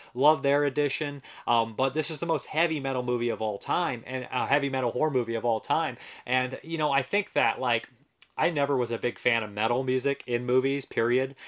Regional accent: Ohio, United States; I'm from Ohio

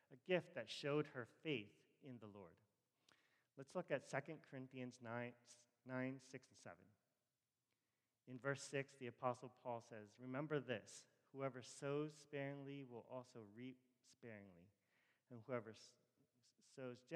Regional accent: Rockville, Maryland, United States; I grew up in Rockville

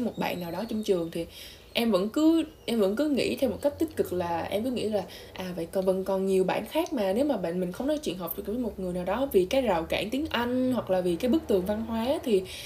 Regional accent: Vietnam; moved away; mình là người Việt duy nhất trong trường

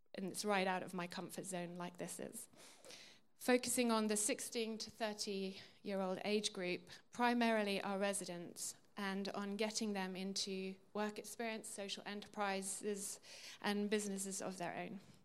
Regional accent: England, United Kingdom; I was brought up in England, a Christian country

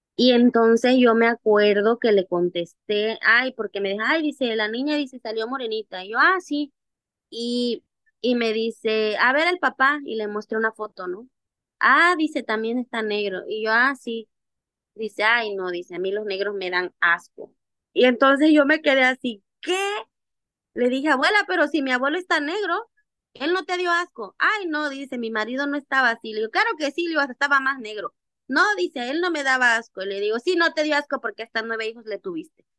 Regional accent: Mexico; desde que yo era una niña, eh, yo aprendí a bailar los diablos, que es una danza ancestral afromexicana

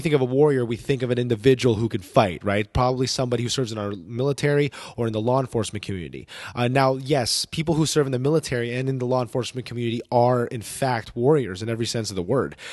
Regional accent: New Jersey, United States; also born or lived in New York City; now in Dallas Fort Worth, United States; I was born in New York City, uh, raised in the state of New Jersey, uh, but now I call the great state of Texas home

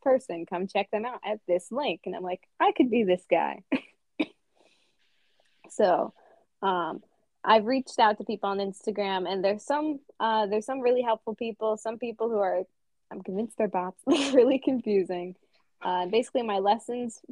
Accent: United States; I'm an American.

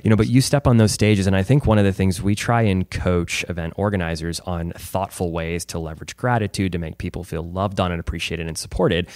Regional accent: Chesterfield, Missouri, United States; born and raised in Chesterfield

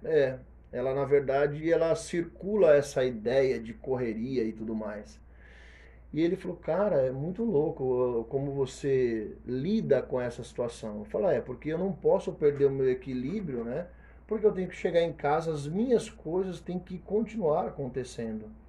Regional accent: Brazil; eu não conhecia as riquezas da minha terra

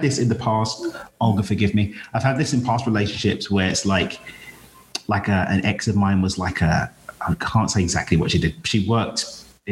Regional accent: United Kingdom; moved away as an adult; now in Mexico; I'm British

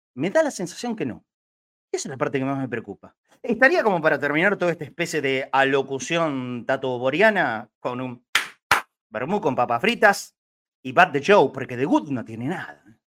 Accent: Argentina; somos argentinos. A ver, no dejaremos de ser argentinos nunca. Y por supuesto que me incluyo

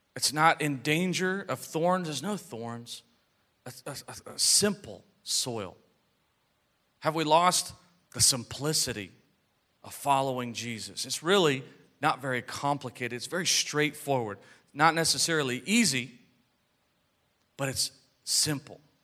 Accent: United States; we're American citizens, and I'm proud to be an American

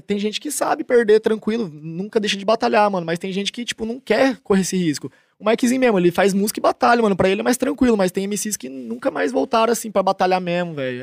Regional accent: Tupã, São Paulo, Brazil; accent: caipira; now in Barueri, Brazil; sou caipira, interiorzão de São Paulo, 014, Tupã

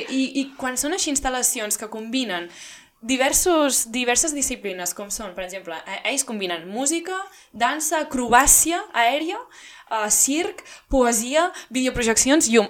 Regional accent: Figueres, Catalonia, Spain; com ja haurem dit forces vegades, som de Figueres i aquest cap de setmana són les fires i festes de la Santa Creu

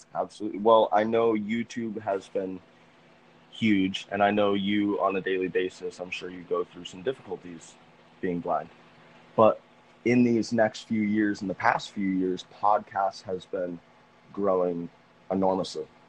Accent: Massachusetts, United States; moved away; Massachusetts is actually my home state

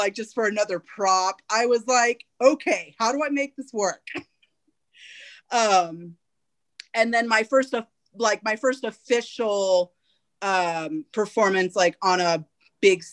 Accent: Fresno, California, United States; I started all of it in my hometown, Fresno.

